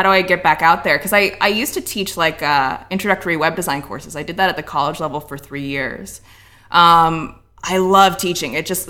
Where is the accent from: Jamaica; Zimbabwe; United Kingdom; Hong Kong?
Hong Kong; also born or lived in Ohio, United States; So when I was about 11, I was living in Hong Kong at the time. So I was born in Ohio, but we had moved to Hong Kong when I was a kid